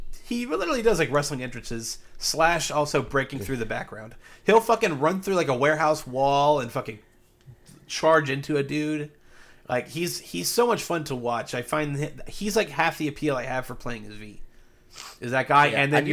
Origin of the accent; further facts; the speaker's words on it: Ohio, United States; I mean, technically, I'm from the South. I mean, I was. Now I'm a Yankee. Everybody knows Southern Ohio is the bastion of Northern ideals.